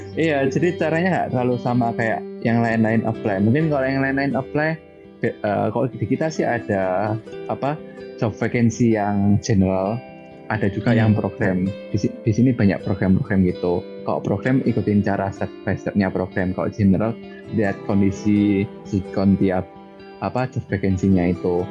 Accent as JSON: {"language": "Indonesian", "town": "Malang", "region": "East Java", "country": "Indonesia", "tie": "born or raised there", "accent": "Javanese", "moved": "as an adult", "lives_now": "Taiwan", "said": "asli Malang"}